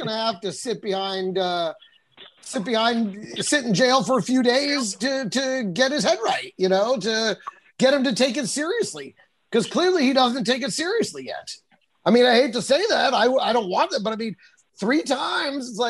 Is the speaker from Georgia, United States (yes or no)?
no; Texas, United States; I grew up in Texas